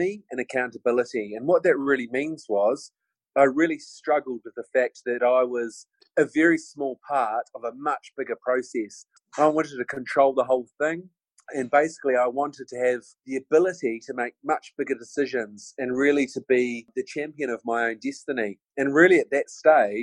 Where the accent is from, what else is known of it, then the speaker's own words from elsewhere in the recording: Christchurch, Canterbury, New Zealand; moved away as an adult; now in Auckland, New Zealand; I grew up in North Beach in Christchurch